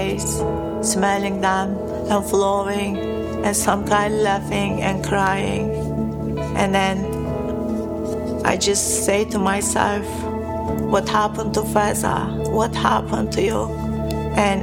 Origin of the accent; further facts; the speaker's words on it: Turkey; I was born a Muslim in Turkey.